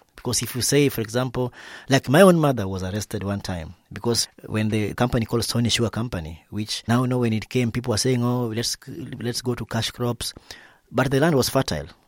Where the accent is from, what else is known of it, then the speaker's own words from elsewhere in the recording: Western Kenya, Migori County, Kenya; I'm a small scale farmer from Western Kenya, that is, uh, in Migori County, Southwest Kenya